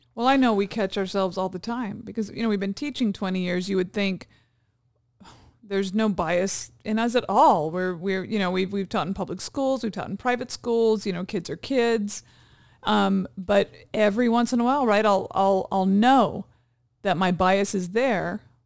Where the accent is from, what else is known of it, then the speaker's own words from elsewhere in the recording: Hawaii, United States; now in California, United States; growing up in Hawaii, I had friends that had really thick pigeon accents.